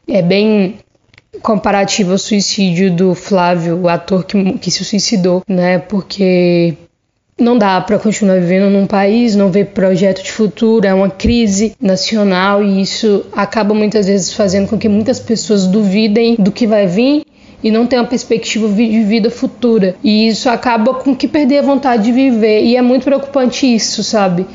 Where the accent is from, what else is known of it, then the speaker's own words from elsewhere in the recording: Três Marias, Minas Gerais, Brazil; moved away as an adult; now in Salvador, Brazil; sou mineira, natural de Três Marias, mas atualmente estou morando em Salvador, na Bahia.